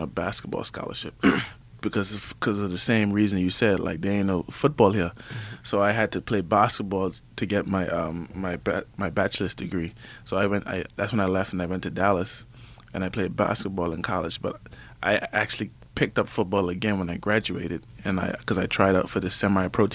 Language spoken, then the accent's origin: English; Cockburn Town, Turks & Caicos Islands; moved away as an adult; North Creek boy, grew up all my life in Grand Turk, went to HJ